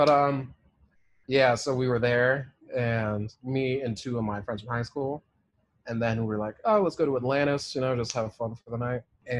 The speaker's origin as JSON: {"language": "English", "country": "United Kingdom", "said": "I can't do accents. This is why I'll never be on SNL. I'm British."}